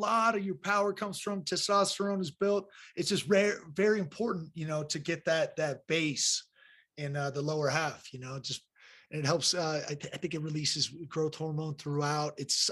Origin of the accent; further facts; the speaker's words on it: California, United States; I'm from Cali